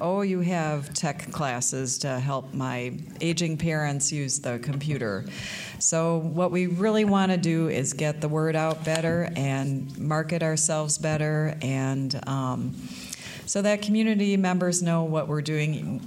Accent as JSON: {"language": "English", "town": "Cedarburg", "region": "Wisconsin", "country": "United States", "tie": "born or raised there", "also_born_or_lived": "West Chicago, Illinois", "moved": "as an adult", "said": "I grew up in Cedarburg."}